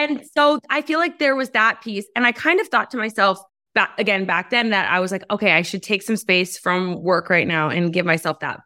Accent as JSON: {"language": "English", "country": "United States", "said": "as American women"}